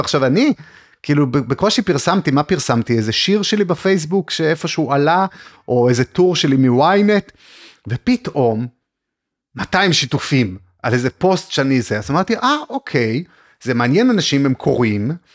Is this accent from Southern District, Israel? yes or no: yes; Arad, Southern District, Israel; also born or lived in Beersheba; נולדתי וגדלתי בערד